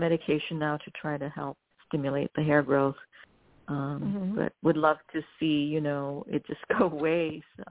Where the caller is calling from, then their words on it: New York City, New York, United States; I'm calling from New York City.